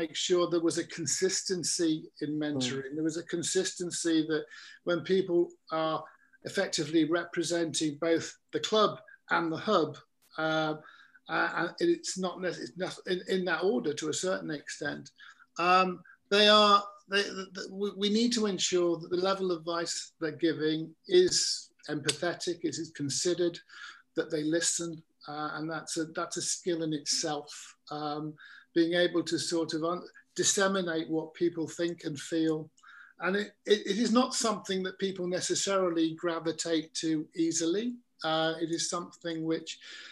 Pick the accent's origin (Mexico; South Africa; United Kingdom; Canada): United Kingdom; England; I'm an Englishman. I mean, I'm not Welsh